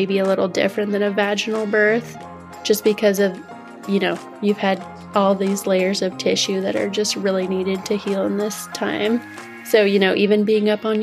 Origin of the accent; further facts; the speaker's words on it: Indiana, United States; I was born and raised in Indiana